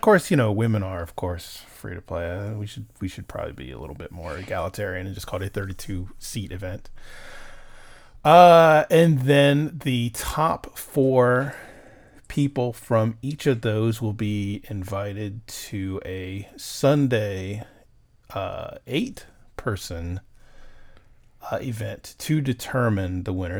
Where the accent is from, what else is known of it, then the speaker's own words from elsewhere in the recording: Houston, Texas, United States; my hometown, Houston, Texas.